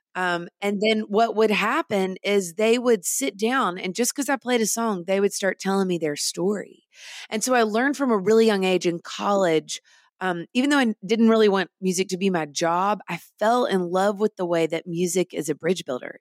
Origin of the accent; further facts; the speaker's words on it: Nashville, Tennessee, United States; I grew up in Nashville in the studios of Nashville